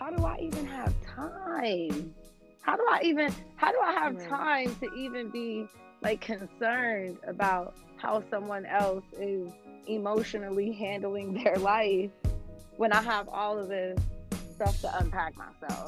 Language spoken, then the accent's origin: English; United States; being an American Black Muslim, because we already come from a place where we don't know our identities